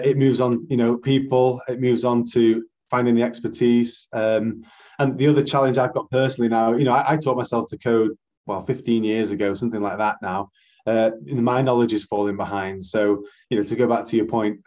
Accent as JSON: {"language": "English", "town": "Manchester", "region": "North West England", "country": "United Kingdom", "tie": "born or raised there", "said": "I'm a Mancunian born and bred."}